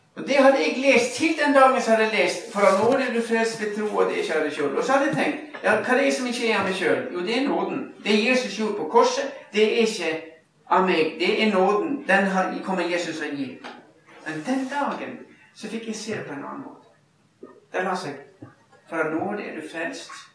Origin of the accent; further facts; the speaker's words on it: Ulsteinvik, Møre og Romsdal, Norway; moved away; voksenlederne våre hjemme i Ulsteinvik, der jeg bodde